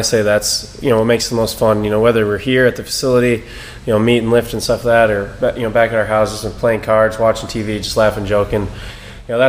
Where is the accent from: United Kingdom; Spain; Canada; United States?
United States; Eastern Iowa; growing up in Eastern Iowa